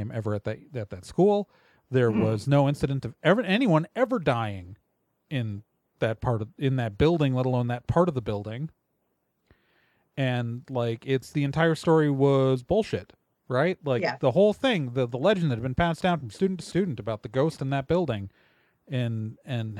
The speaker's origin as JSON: {"language": "English", "town": "Wauwatosa", "region": "Wisconsin", "country": "United States", "tie": "born or raised there", "said": "I grew up in Wauwatosa, Wisconsin, one of the Milwaukee suburbs"}